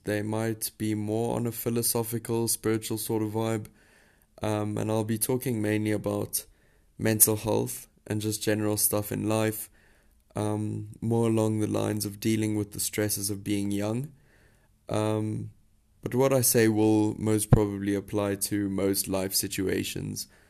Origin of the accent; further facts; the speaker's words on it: South Africa; you're probably wondering where my accent is from. Um, but I am a South African, born and bred.